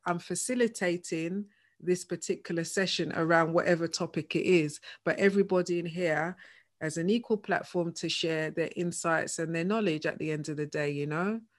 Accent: London, United Kingdom; both of us, you know, born and bred in Hackney

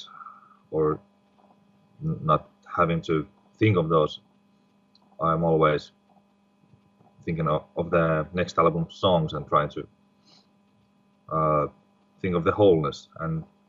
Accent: Finland; we are not all from Finland.

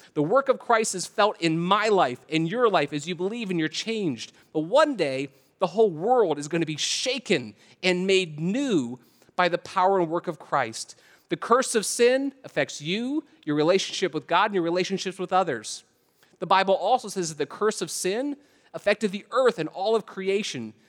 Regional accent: Canton, Ohio, United States; moved away; I'm originally from Canton, Ohio.

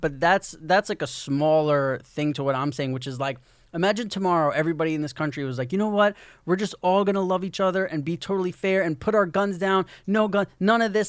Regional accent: New York, United States; moved away as an adult; I'm from New York

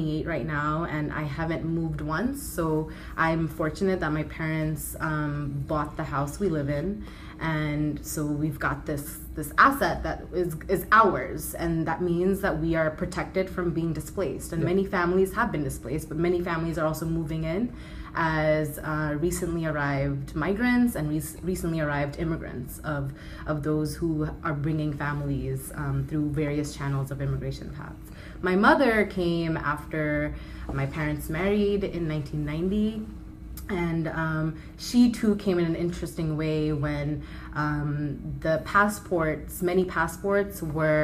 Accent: New York City, New York, United States; I was born and raised in Kensington, and currently, you know, it has the largest density of Bangladeshis in the borough of Brooklyn

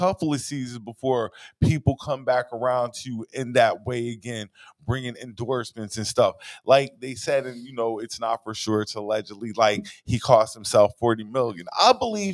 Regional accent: South Carolina, United States; I'm from South Carolina.

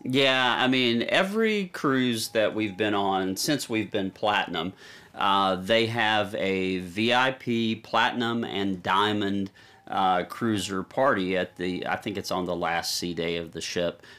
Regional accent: Nashville, Tennessee, United States; we're from Nashville, Tennessee, Music City

